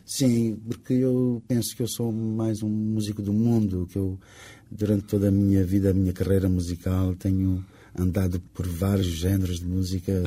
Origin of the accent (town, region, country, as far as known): Cape Verde; first language Cape Verdean Creole; Portuguese is a second language; now in Portugal